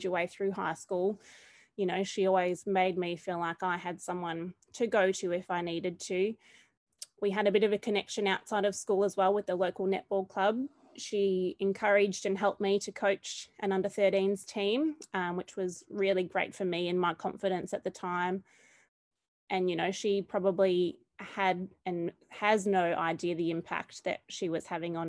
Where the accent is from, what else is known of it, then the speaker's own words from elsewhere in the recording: Charlton, Victoria, Australia; moved away as an adult; now in Bendigo, Australia; I've also taught in my hometown of Charlton